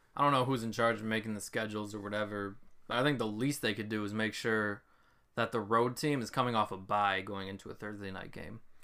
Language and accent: English; Ann Arbor, Michigan, United States; I grew up in Ann Arbor